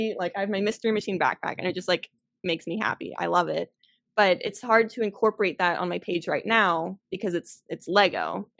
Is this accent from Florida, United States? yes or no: yes; Orlando, Florida, United States; I grew up in Orlando.